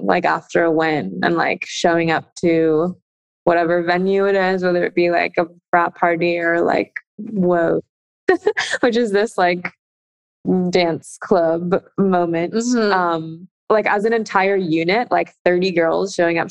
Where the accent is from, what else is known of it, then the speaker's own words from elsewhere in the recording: Alameda, California, United States; moved away as an adult; my hometown in Alameda